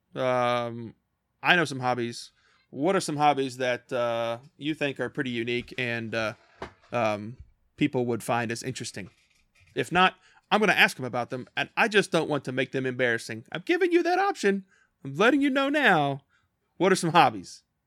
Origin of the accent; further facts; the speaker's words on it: Kentucky, United States; I grew up, uh, born and raised in small town Kentucky